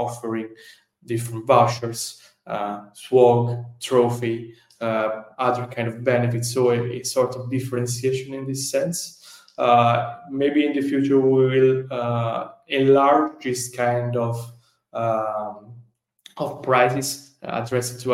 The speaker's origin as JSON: {"language": "English", "country": "Italy", "accent": "Italian", "second_language": "English", "said": "my Italian accent"}